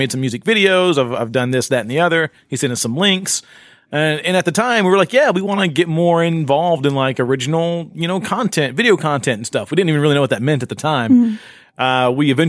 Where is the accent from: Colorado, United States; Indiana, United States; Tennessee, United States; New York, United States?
Tennessee, United States; Shelbyville; I grew up in Shelbyville, Tennessee.